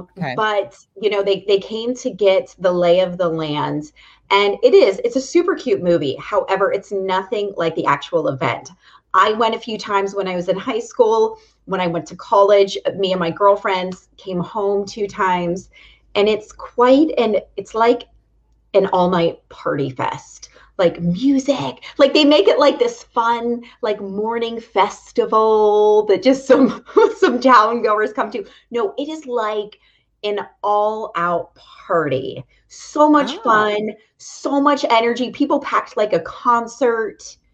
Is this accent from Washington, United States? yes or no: no; Punxsutawney, Pennsylvania, United States; moved away as an adult; now in the South, United States; Do you know I was born and raised in Punxsutawney?